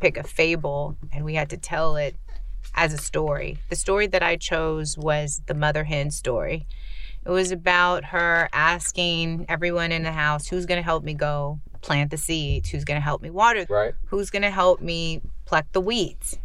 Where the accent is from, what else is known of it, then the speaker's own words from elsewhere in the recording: Central Texas, United States; also born or lived in Houston; I grew up in Central Texas